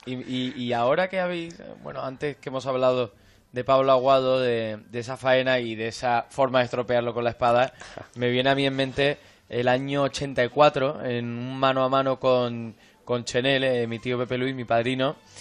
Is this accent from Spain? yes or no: yes; Córdoba, Andalusia, Spain; Yo nací y crecí en Córdoba